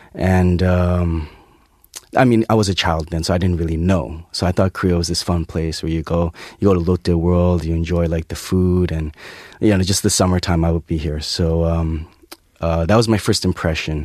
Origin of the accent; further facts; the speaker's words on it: Toronto, Ontario, Canada; moved away as an adult; now in South Korea; I was born and raised in Toronto